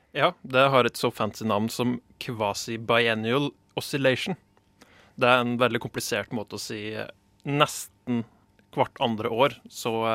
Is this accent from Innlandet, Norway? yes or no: yes; Gudbrandsdalen, Innlandet, Norway; God gammeldags gudbrandsdøl